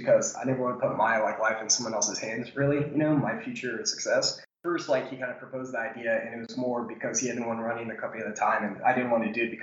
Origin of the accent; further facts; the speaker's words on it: Tallahassee, Florida, United States; I'm from Tallahassee, Florida, which is the capital, but it's a really small city